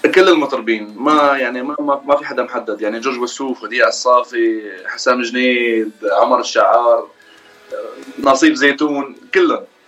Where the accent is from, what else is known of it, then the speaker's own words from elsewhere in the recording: Fairouzeh, Homs Governorate, Syria; moved away as an adult; now in United States; من سوريا مولود حمص آه، ريف حمص ضيعه اسمها فيروزي